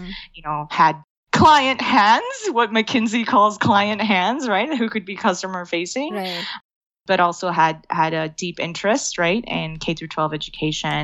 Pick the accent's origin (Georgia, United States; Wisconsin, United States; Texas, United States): Texas, United States; Rio Grande Valley; also born or lived in Austin, Texas; I am a native Texan. I was born and raised on the Rio Grande Valley